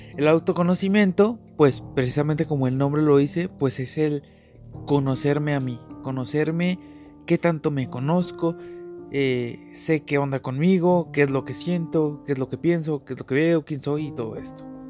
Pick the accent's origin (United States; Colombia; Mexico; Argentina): Mexico; Chihuahua; Nací aquí en México, en Chihuahua